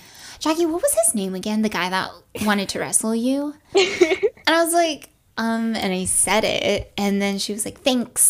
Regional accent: NoVA, Virginia, United States; I was from Nova

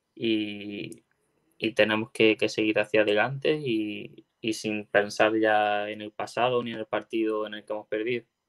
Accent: Órgiva, Andalusia, Spain; now in Málaga, Spain; Granada, que es de donde yo soy

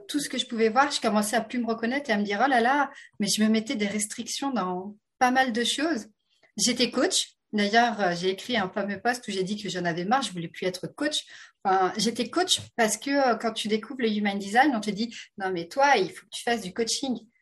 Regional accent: France; accent: French (France); à mon accent, vous vous rendez compte que je suis française de France

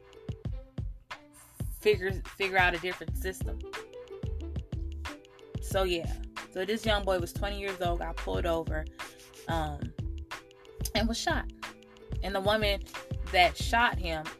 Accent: Oakland, California, United States; I'm from Oakland, California.

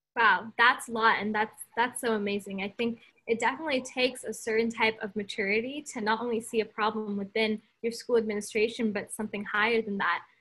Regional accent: California, United States; I'm from California

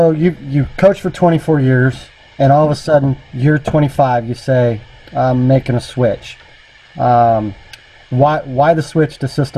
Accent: California, United States; I'm a California boy

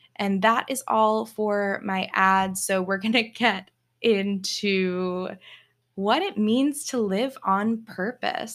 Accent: Virginia, United States; moved away as an adult; also born or lived in Germany / New York City / Texas; now in Memphis, United States; raised in Virginia to a military family

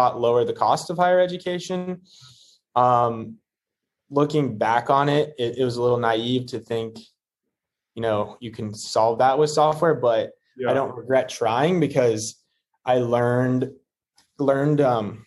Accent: Houston, Texas, United States; moved away as an adult; also born or lived in Memphis, Tennessee / Silicon Valley; now in Houston, United States; I grew up in Houston, Texas

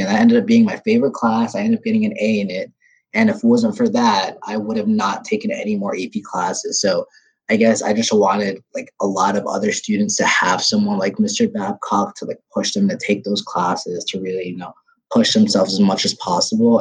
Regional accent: Ethiopia; moved away; I'm from Ethiopia, third world country

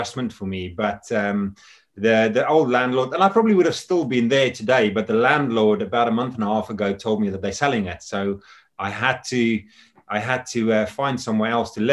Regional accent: South Africa; also born or lived in United Kingdom; now in Scotland, United Kingdom; I was born in South Africa, and I came over to the UK back in 1997.

